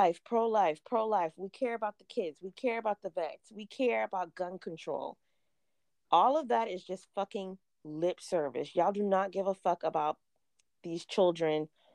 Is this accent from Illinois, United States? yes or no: no; South Carolina, United States; I'm born and raised in South Carolina